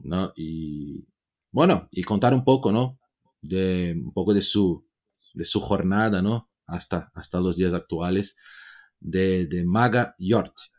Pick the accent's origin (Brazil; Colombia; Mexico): Brazil; yo soy latino también ahí de Brasil